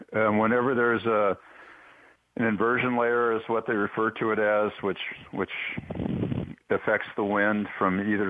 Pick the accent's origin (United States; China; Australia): United States; Castro Valley, California; also born or lived in Chico, California; I grew up in Castro Valley